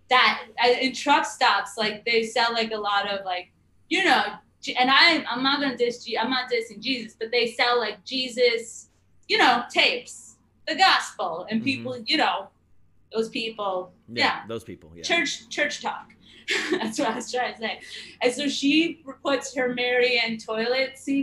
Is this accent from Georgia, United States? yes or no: no; New Jersey, United States; I grew up in Jersey.